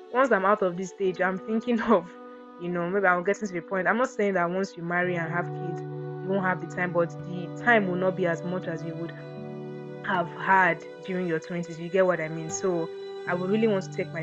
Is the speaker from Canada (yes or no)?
no; Akwa Ibom, Nigeria; I'm from Akwa Ibom. So if, yeah, and so what, I have the accent